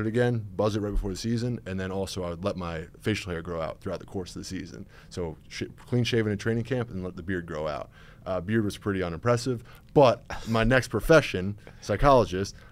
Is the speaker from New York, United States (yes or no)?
yes; Westchester, New York, United States; So I grew up in Westchester, New York, so suburbs of New York City